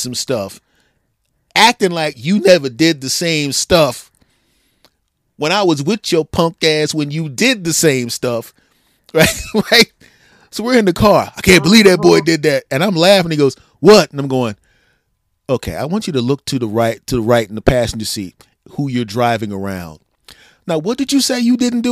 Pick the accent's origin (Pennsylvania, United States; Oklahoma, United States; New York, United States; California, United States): Pennsylvania, United States; my home state of Pennsylvania